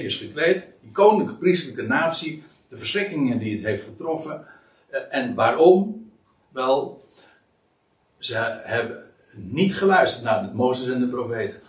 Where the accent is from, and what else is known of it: Netherlands